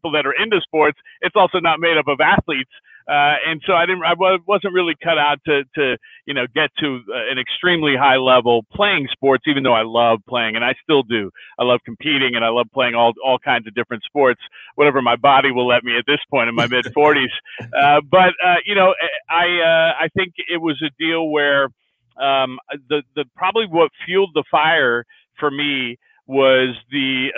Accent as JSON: {"language": "English", "area": "just south of San Francisco", "region": "Northern California", "country": "United States", "tie": "born or raised there", "also_born_or_lived": "Syracuse, New York / Detroit, Michigan", "moved": "as an adult", "lives_now": "Phoenix, United States", "said": "I'm from up in Northern California, just south of San Francisco, in the suburbs there. That's where I was born and raised, all the way through elementary, middle school, high school."}